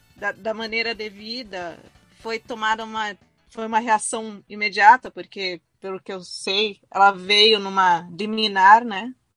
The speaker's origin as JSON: {"language": "Portuguese", "country": "Brazil", "said": "eu sou brasileiro"}